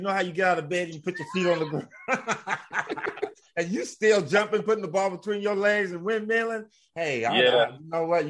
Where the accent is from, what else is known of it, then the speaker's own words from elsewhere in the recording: Pasadena, California, United States; I'm a kid from Pasadena. I didn't have much growing up.